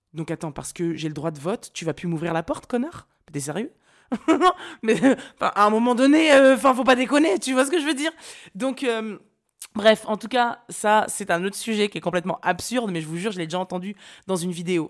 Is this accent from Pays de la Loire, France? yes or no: yes; Nantes, Pays de la Loire, France; moved away; je viens de Nantes